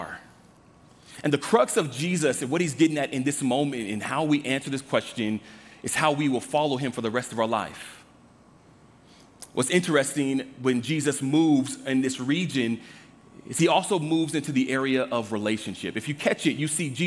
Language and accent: English; Los Angeles, California, United States; Growing up in Los Angeles, the Fight the Power movement